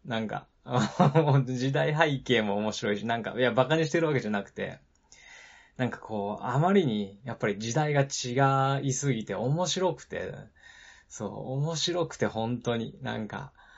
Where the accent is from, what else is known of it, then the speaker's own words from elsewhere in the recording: Nagano, Japan; also born or lived in Nara Prefecture; 長野県で育ってるしね、豪雪地帯で育ってるので